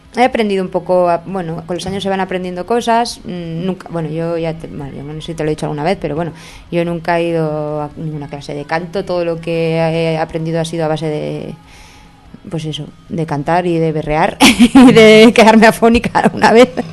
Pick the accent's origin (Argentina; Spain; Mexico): Spain; moved away; mi pueblo de Erma, que yo soy de Erma, aunque ya no vivo allí hace años.